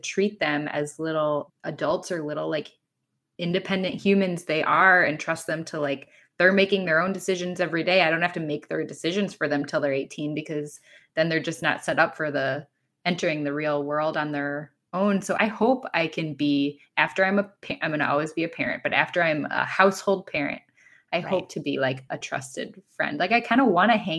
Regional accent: Minnesota, United States; moved away as an adult; also born or lived in Cincinnati; I grew up in Minnesota

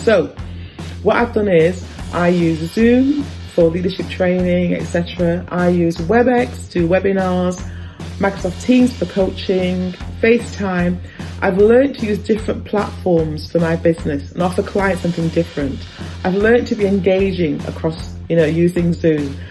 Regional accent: Blackburn, North West England, United Kingdom; I grew up in Blackburn, Lancashire

